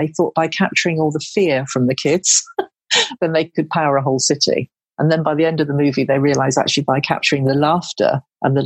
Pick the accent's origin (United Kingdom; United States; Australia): United Kingdom; Devon, South West England; moved away; I'm from Devon